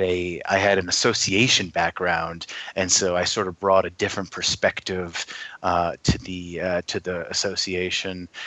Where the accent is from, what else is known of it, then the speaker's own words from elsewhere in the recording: Schenectady, New York, United States; moved away; also born or lived in Rochester, New York; originally I am from New York, originally from upstate New York, Schenectady